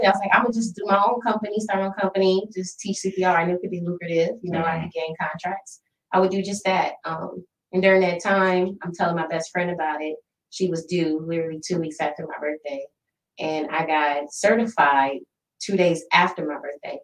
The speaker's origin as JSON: {"language": "English", "town": "Toledo", "region": "Ohio", "country": "United States", "tie": "born or raised there", "also_born_or_lived": "Southeast US", "moved": "as an adult", "said": "the Midwest, my hometown"}